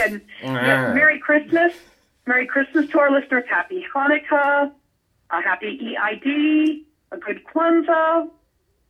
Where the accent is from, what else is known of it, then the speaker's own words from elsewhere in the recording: Las Vegas, Nevada, United States; I grew up in Vegas.